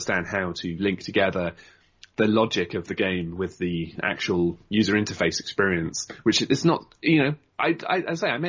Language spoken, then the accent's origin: English; United Kingdom; I'm proud of the country I'm from, and, you know, yeah, yes, I'm half Swedish, but I've always lived in, pretty much almost always lived in the UK